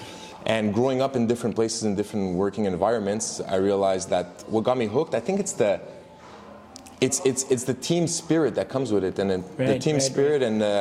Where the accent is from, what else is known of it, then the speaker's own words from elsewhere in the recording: Montreal, Quebec, Canada; growing up in Montreal, went to French school